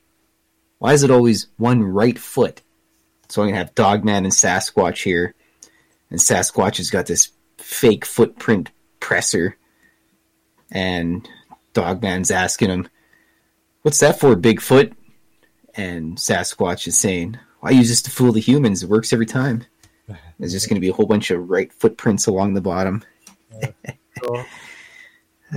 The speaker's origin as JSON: {"language": "English", "country": "Canada", "accent": "Canadian", "said": "my Canadian"}